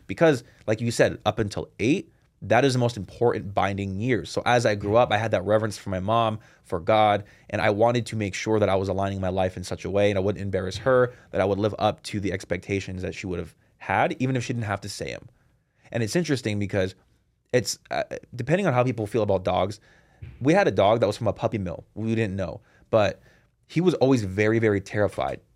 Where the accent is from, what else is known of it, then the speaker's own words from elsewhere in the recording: Seattle, Washington, United States; I was born and raised in Seattle